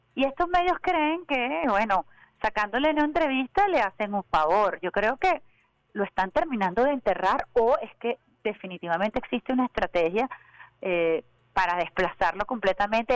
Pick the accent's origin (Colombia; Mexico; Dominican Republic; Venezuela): Venezuela; como venezolanos y venezolanos